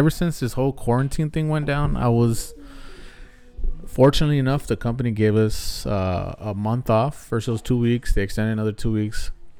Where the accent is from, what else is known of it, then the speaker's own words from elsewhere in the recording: Los Angeles, California, United States; also born or lived in Montebello, California; I live in Boyle Heights. That's why it's called the Heights. I am 34. Born and raised in Boyle Heights, I could say that. Maybe 5 years out of my life, I was raised in Montebello, which is about 10 minutes away from here. Came here when I was maybe 5 or 6 years old.